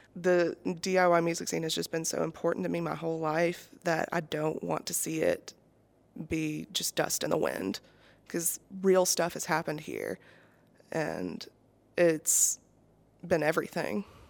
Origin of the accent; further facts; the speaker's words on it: Decatur, Alabama, United States; also born or lived in Moulton, Alabama; I am from Decatur and Moulton